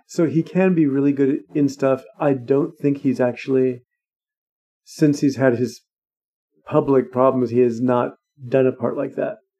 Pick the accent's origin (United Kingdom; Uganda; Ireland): United Kingdom; Scotland; as a Scottish person